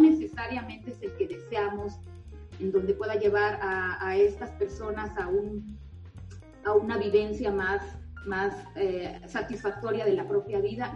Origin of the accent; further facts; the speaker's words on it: San Cristóbal de las Casas, Chiapas, Mexico; soy originaria de San Cristóbal